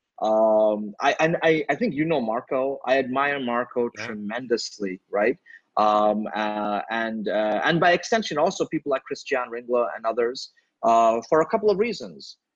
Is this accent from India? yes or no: yes; India; I'm from India